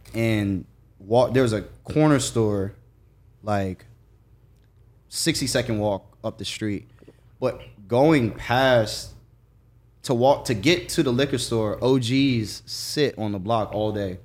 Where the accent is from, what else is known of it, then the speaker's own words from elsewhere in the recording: Jacksonville, Florida, United States; I'm from Jacksonville